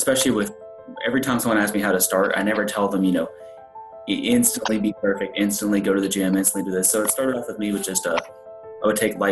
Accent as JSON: {"language": "English", "region": "Texas", "country": "United States", "moved": "as an adult", "lives_now": "North Carolina, United States", "said": "I was moving from Texas, which is where I'm originally from, to North Carolina"}